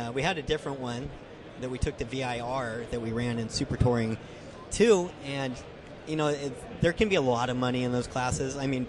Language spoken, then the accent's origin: English; California, United States; I grew up in California at the racetracks out there, and I just remember going to Laguna Seca